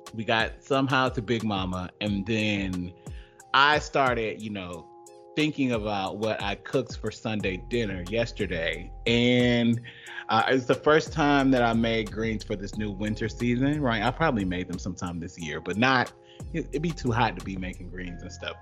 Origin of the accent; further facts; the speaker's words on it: Georgia, United States; I'm not like a transplant that moved to Georgia and left to talked about it. I'm from there, and rooted there